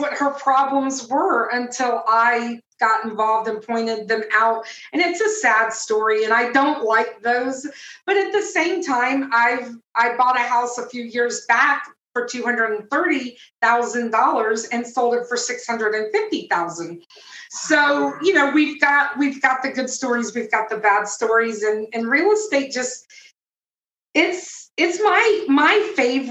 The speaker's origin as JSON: {"language": "English", "town": "Tampa", "region": "Florida", "country": "United States", "said": "I'm originally from Tampa, Florida"}